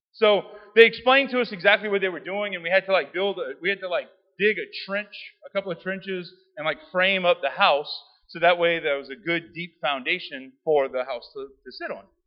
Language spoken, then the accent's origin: English; South Louisiana, United States; I'm from South Louisiana